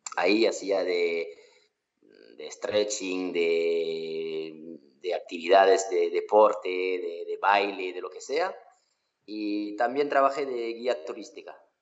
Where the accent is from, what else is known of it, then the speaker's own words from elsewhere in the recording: Occitania, France; also born or lived in Australia; Estoy aquí en Francia, en eh, Mozac, en mi pueblo